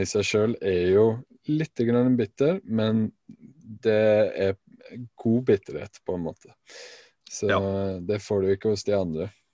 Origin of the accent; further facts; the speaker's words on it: Alta, Finnmark, Norway; hjemme i Alta